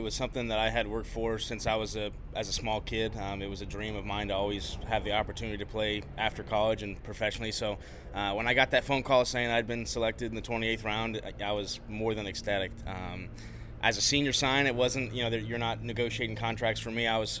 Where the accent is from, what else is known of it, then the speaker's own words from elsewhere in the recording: Cooperstown, New York, United States; also born or lived in Bakersfield, California; I was born in Bakersfield. We moved back to the Northeast in Cooperstown. Both my mom and dad are from the North Jersey area, so the move was fueled by wanting to be closer to our extended family. So we moved back right before the year 2000. I was about 9 years old